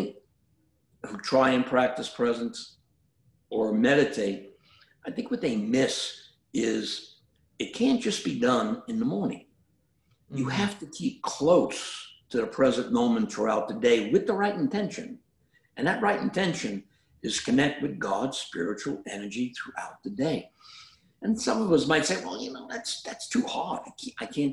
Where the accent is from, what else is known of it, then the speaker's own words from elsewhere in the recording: New York City, New York, United States; moved away; I grew up in Brooklyn